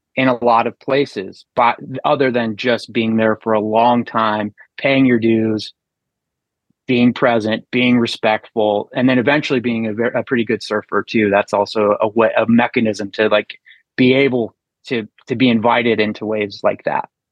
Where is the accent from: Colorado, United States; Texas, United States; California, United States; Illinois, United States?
Colorado, United States; I grew up in, in Colorado with a hunting family